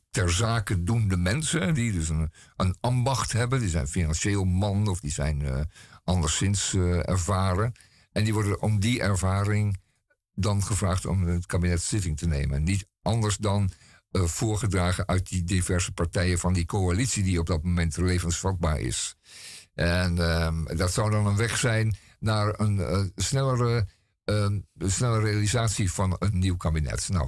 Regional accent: Netherlands; een stuk over eh, de Indianen van Manhattan, waar wij als Nederlanders toch mee te maken hebben gehad in de, in de 16e eeuw.

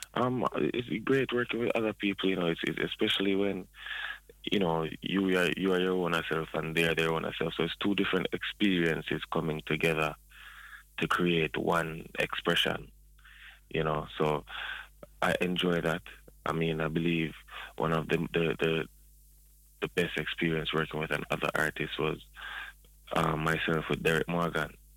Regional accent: Spanish Town, Saint Catherine, Jamaica; now in Toronto, Canada; I am a Jamaican, I'm um, born in Spanish Town

